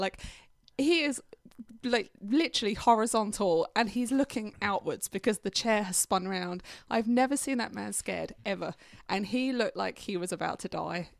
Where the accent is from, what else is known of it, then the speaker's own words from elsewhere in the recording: England, United Kingdom; now in United States; I'm from England, I don't really know London